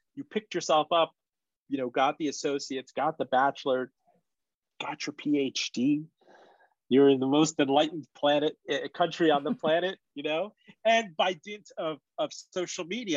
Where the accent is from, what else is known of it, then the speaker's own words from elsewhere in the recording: North Miami, Florida, United States; English is a second language; also born or lived in Iran; I grew up in North Miami.